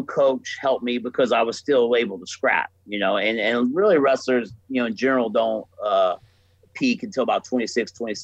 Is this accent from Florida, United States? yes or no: yes; Florida, United States; moved away; I'm from Florida